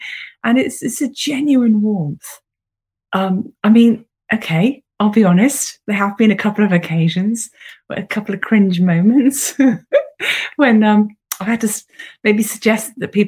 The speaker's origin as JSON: {"language": "English", "area": "the Cotswolds", "region": "South East England", "country": "United Kingdom", "tie": "born or raised there", "also_born_or_lived": "Oxford", "said": "I grew up in the Cotswolds. I am a proper local girl. I was born in Oxford in the John Radcliffe Hospital, and grew up in a little village in the middle of nowhere, just on the edge of the Cotswolds."}